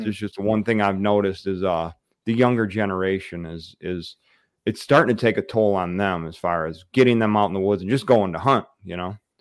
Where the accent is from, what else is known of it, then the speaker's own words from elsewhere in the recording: the Thumb, Michigan, United States; I grew up in the Thumb. So I'm a East Sider